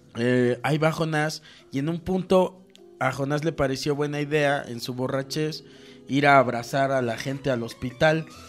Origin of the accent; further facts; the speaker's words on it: Cuernavaca, Morelos, Mexico; en Cuernavaca, en mi tierra